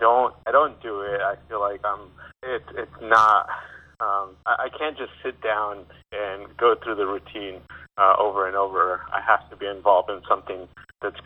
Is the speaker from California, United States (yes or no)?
yes; Redlands, California, United States; moved away as an adult; now in Nashville, United States; I grew up right there in Redlands